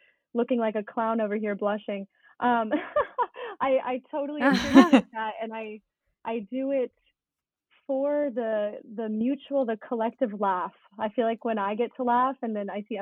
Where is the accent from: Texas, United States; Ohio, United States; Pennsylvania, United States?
Ohio, United States; Cincinnati; moved away as an adult; now in Los Angeles, United States; I grew up in Ohio, in Cincinnati, Ohio